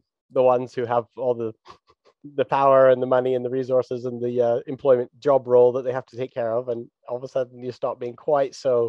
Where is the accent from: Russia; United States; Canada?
Canada; Alberta; also born or lived in Vancouver; I'm born in Vancouver and I grew up in Alberta.